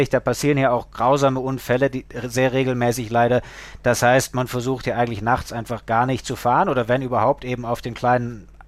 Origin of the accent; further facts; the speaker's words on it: Lake Constance, Germany; so als Kind vom Bodensee, ich war natürlich am Segeln, am Surfen, das, das war mein, mein alles.